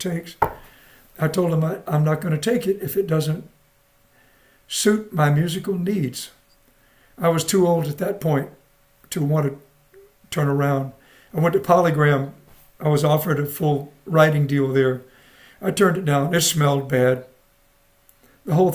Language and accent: English; South Carolina, United States; moved away; also born or lived in Japan / Panama / New Jersey; I'm born and raised in the South